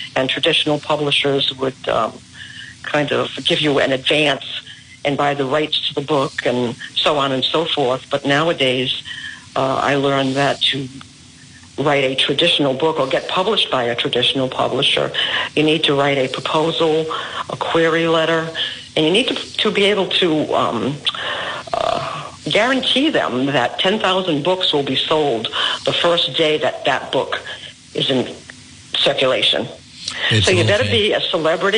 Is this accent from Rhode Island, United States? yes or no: yes; Woonsocket, Rhode Island, United States; I was born and raised in Woonsocket